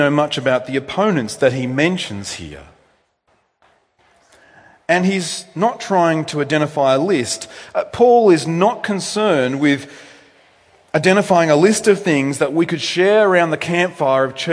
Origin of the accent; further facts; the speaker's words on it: Australia; technically I wasn't born in Australia, but I'm bred in Australia. We Australians